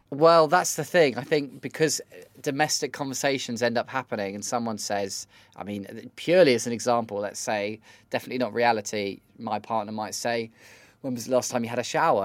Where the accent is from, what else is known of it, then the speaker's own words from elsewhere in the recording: United Kingdom; am as British and as awkward as ever